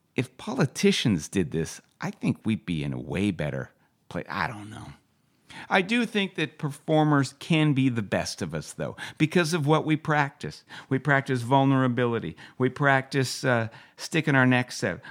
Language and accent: English; West Vancouver, British Columbia, Canada; also born or lived in Calgary; Growing up in West Vancouver, just try not to get the shit beaten out of me at school